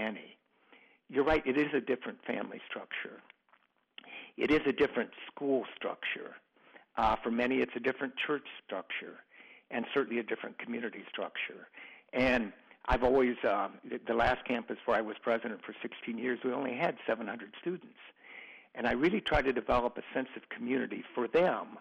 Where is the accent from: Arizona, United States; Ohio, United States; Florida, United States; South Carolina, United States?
Ohio, United States; small Ohio town, United States; a dormitory that had more students than my hometown had people